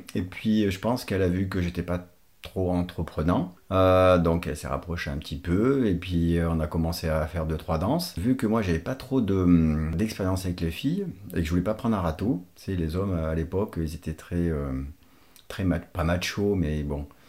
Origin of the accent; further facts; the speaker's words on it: Portugal; now in France; je suis portugais naturalisé français.